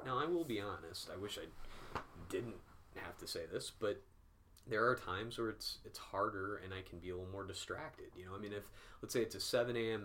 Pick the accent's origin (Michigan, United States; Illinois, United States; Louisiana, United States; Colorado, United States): Illinois, United States; Peoria; moved away as an adult; now in North Carolina, United States; I grew up in Peoria, Illinois